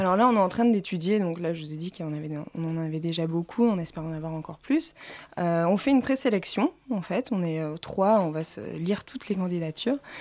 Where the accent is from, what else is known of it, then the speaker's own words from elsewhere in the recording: Provence-Alpes-Côte d'Azur, France; accent: Hautes-Alpes; mon accent des Hautes-Alpes